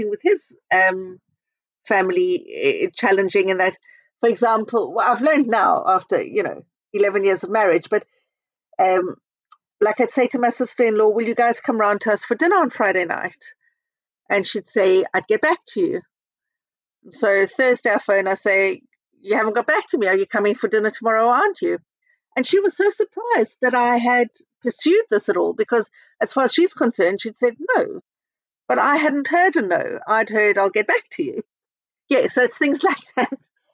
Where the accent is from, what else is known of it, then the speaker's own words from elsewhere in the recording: South Africa; moved away as an adult; also born or lived in Israel; now in United Kingdom; we went back to South Africa when I was 10 and I grew up in South Africa